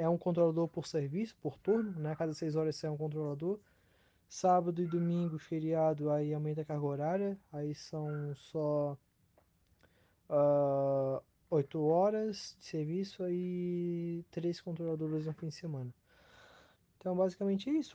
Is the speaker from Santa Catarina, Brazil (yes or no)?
yes; Itajaí, Santa Catarina, Brazil; sou natural de Itajaí, né? Moro aqui em Itajaí